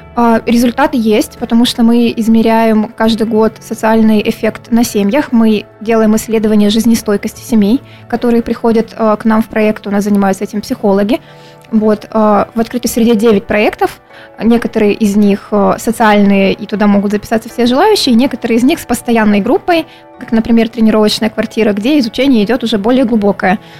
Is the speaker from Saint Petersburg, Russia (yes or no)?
no; Krasnodar, Krasnodar Krai, Russia; я коренная краснодарка, если можно так сказать. Вот э, и по папе, и по маме мы все с Кубани.